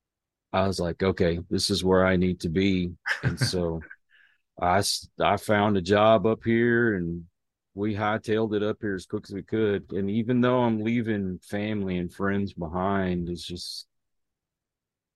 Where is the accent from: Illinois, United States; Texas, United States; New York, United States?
Texas, United States; Houston; moved away as an adult; now in Austin, United States; I grew up outside of Houston